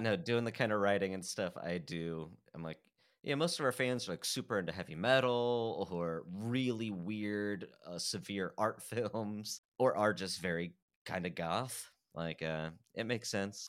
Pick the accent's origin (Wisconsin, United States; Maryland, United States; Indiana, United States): Indiana, United States; Fort Wayne; I grew up in Fort Wayne, Indiana